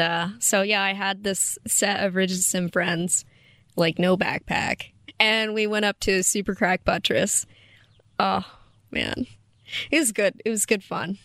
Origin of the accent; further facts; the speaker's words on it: Kentucky, United States; moved away as an adult; now in Moab, United States; I'm originally from Kentucky